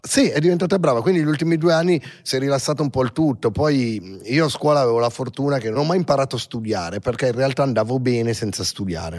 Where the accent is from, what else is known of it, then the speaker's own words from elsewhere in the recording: Milan, Lombardy, Italy; sono nato a Milano e i primi anni di vita, cioè fino ai 3-4 anni, 5 forse, so, ho vissuto in piazzale Corvetto